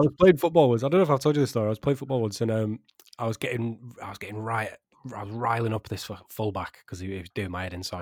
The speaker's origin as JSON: {"language": "English", "region": "Yorkshire and the Humber", "country": "United Kingdom", "said": "I'm a Yorkshireman"}